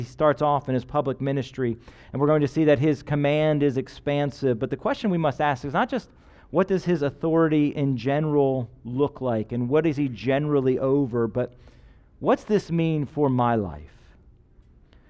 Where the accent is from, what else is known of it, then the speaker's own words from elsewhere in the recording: United States; as an American